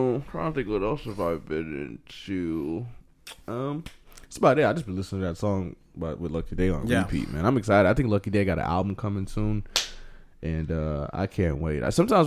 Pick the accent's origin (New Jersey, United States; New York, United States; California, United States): New York, United States; Buffalo; I'm from East Buffalo, New York.